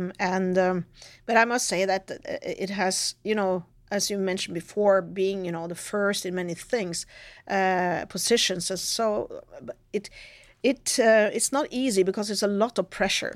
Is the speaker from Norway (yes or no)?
yes; Norway; coming from Norway